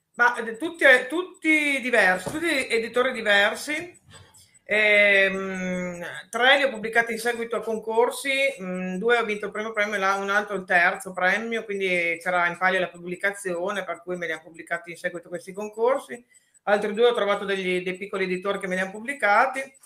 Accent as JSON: {"language": "Italian", "town": "Parma", "region": "Emilia-Romagna", "country": "Italy", "also_born_or_lived": "Brescello, province of Reggio Emilia", "said": "io sono di Parma e, mm, abito però nella bassa, in provincia di Reggio Emilia, vicino al Po, e a Brescello"}